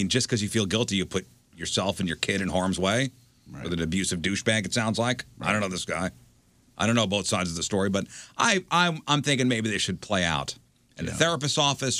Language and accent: English; Northeast, United States; moved away; I grew up in the Northeast. Sorry. That's the way we say it.